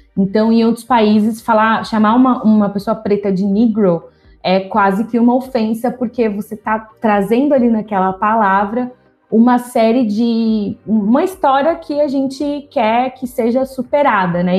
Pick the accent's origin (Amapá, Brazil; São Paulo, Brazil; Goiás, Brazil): São Paulo, Brazil; São José dos Campos; moved away as an adult; eu sou do interior de São Paulo, São José do, eu sou de São José dos Campos. Fui para a capital é, para estudar